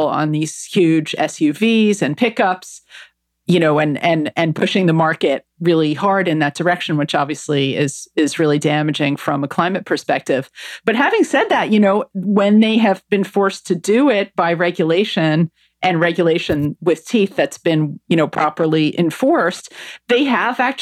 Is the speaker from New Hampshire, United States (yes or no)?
no; New Jersey, United States; moved away as an adult; now in London, United Kingdom; I'm from New Jersey